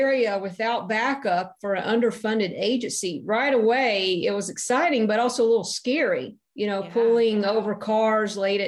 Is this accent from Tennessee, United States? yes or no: yes; Tennessee, United States; moved away as an adult; when I was young, I grew up in Tennessee